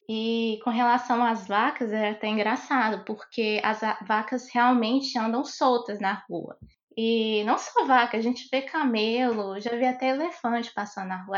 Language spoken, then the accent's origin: Portuguese; Montes Claros, Minas Gerais, Brazil; eu sou de Montes Claros, Minas Gerais